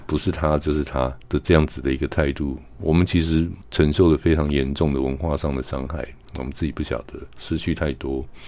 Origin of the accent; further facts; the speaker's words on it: Keelung, Taiwan; moved away as an adult; also born or lived in Spain; 我是在那边长大的嘛